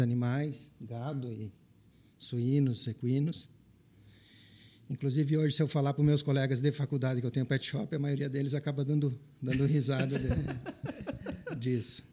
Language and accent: Portuguese; Verê, Paraná, Brazil; accent: Paraná; moved away; also born or lived in Pelotas, Rio Grande do Sul / United States / Grão-Pará, Santa Catarina; Eu e meus irmãos nascemos no Paraná.